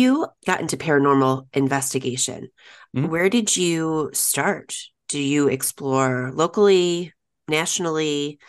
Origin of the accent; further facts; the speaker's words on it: Elgin, Illinois, United States; I grew up in Elgin.